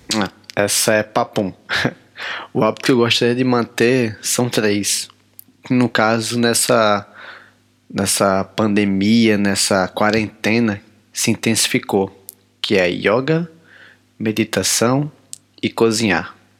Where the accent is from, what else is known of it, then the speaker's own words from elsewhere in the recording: Natal, Rio Grande do Norte, Brazil; moved away as an adult; now in Maputo, Mozambique; sou nordestino, cabra da peste, sou de Natal, Rio Grande do Norte